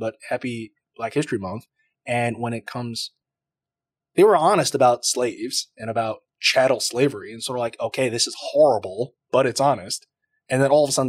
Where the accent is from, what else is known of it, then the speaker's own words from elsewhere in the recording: Taiwan; moved away; I'm from Taiwan